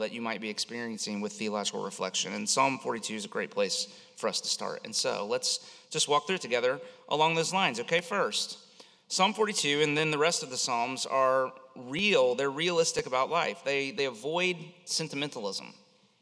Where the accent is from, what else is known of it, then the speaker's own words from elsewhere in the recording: Central Florida, United States; I grew up here in Central Florida